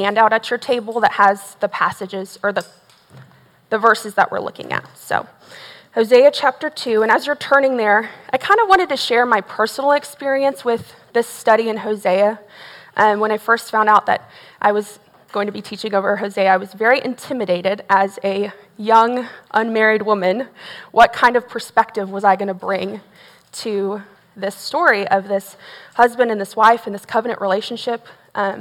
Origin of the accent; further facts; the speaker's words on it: Tomball, Texas, United States; also born or lived in Belton, Texas; I grew up in Tomball, Texas. So I'm not originally from here, but Tomball's in the Northwest Houston area. I was born and raised there.